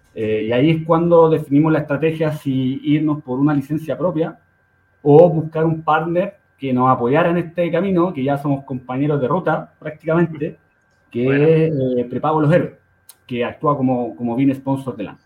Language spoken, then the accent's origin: Spanish; Santiago, Santiago Metropolitan Region, Chile; yo nací en, en, en Conchalí, en, la comunidad de Santiago, al norte, el norte de Santiago, y ahí me crié